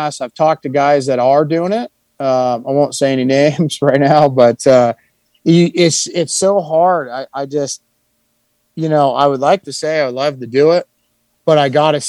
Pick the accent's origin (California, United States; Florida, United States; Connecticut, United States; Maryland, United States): California, United States; growing up in California